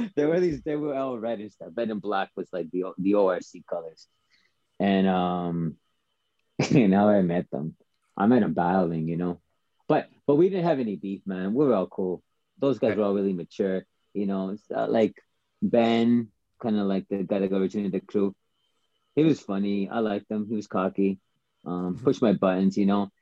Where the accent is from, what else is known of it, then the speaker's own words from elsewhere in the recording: Calgary, Alberta, Canada; originally, I started breaking in Calgary